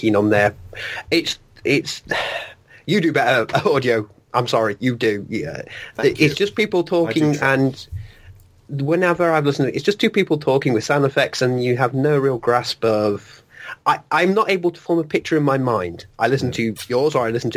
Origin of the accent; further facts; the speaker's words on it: Nottingham, East Midlands, United Kingdom; I'm from Nottingham.